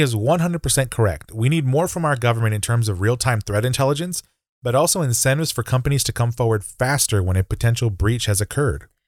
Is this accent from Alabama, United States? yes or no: no; Texas, United States; as a Texan